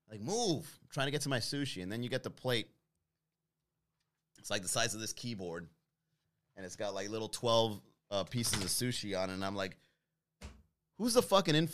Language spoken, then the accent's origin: English; Miami, Florida, United States; Because I'm from Miami, bro.